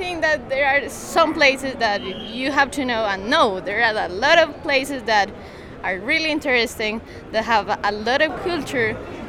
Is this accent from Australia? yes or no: no; Medellin, Antioquia, Colombia; English is a second language; I'm from Colombia, from Medellin. I'm 22 years old.